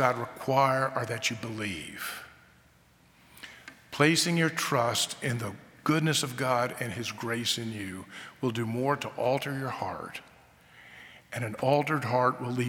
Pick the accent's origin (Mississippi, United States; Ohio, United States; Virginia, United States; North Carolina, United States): North Carolina, United States; I grew up in North Carolina